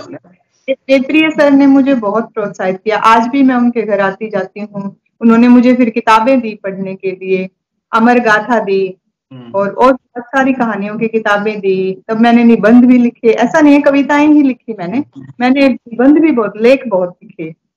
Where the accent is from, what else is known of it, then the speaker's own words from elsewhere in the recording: Chang, Haryana, India; मैं चांद गांव से हूँ चांग हम्म। गांव है वहीं पली बड़ी वहीं से शिक्षा ली